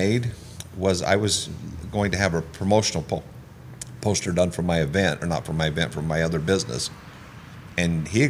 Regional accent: Manti, Utah, United States; now in Las Vegas, United States; growing up right in the center of Utah is a town called Manti, Utah.

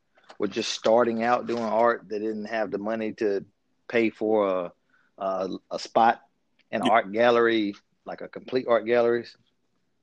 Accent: Creedmoor, North Carolina, United States; also born or lived in Winston-Salem, North Carolina; I'm originally from Creekmore, North Carolina. Most people have not heard of it, but it's near Durham, North

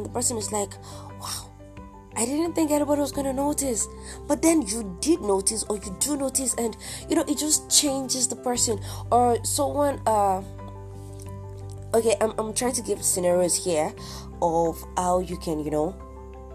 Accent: Nigeria; I'm Nigerian, 100% Yoruba for that matter, I'm Nigerian, 100%, and I've been here all my life.

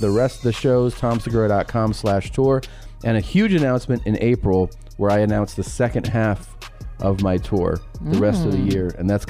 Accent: Cincinnati, Ohio, United States; moved away; We were in Cincy, my hometown.

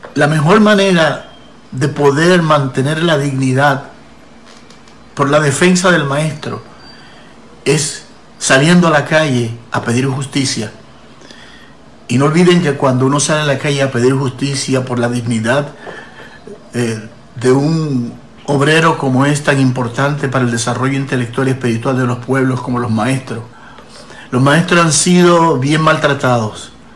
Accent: Puerto Rico; yo como ciudadano puertorriqueño

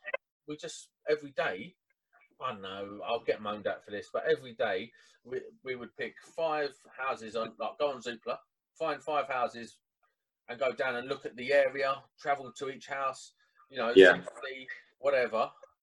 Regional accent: Croydon, London, United Kingdom; moved away as an adult; also born or lived in Caterham; now in Kent, United Kingdom; So I moved from South London. So I was born and bred in Croydon. Then I moved out to Caterham, which is right on the outskirts of Croydon.

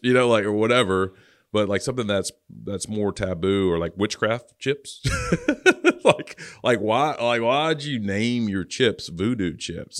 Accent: Louisiana, United States; moved away; I'm from Louisiana originally

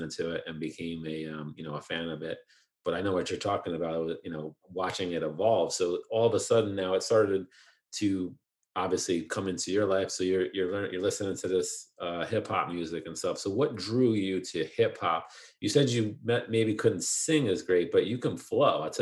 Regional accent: New York, United States; also born or lived in Queens; I was born in Queens, but I basically grew up upstate in Orange County, New York. That's where I still live now.

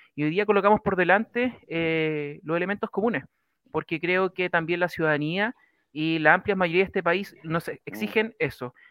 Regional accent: Choshuenco, Los Ríos, Chile; yo soy de Choshuenco, comuna Panguipulli

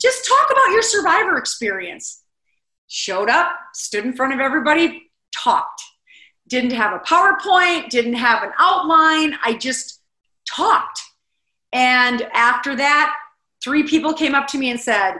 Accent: South Dakota, United States; the people of South Dakota that did this for me. I mean, my hometown put on this huge fundraiser

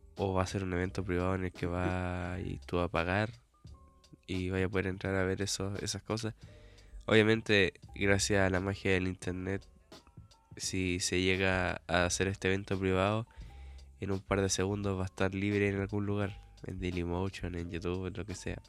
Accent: Chile

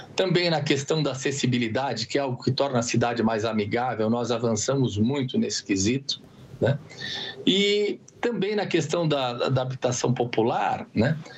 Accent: Campo Grande, Mato Grosso do Sul, Brazil; Eu sou do, de Campo Grande, Mato Grosso do Sul, mas no momento eu estou falando com vocês aqui de São Paulo

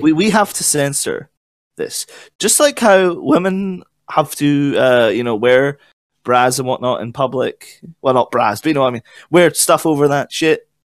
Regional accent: Scotland, United Kingdom; I'm Scottish

